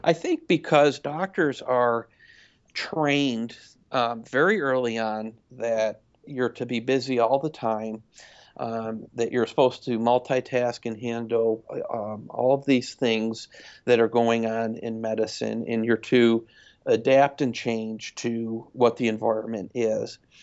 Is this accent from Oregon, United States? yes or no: no; Syracuse, New York, United States; now in Lebanon, Tennessee, United States; Originally from upstate New York, Syracuse area